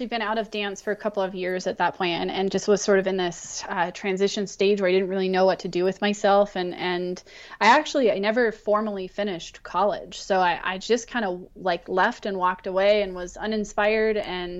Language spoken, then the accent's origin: English; Montana, United States; also born or lived in Wyoming / California; So I grew up in Montana, Wyoming, and California.